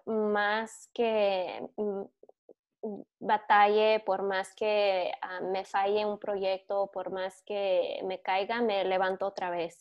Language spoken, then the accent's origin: Spanish; Michigan, United States; also born or lived in California; Y cuando les digo que soy de Michigan, me dicen, ¿de dónde naciste? Y luego cuando les digo que nací en California